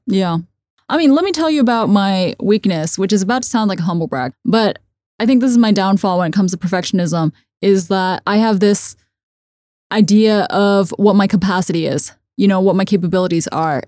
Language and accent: English; United States; I grew up in American system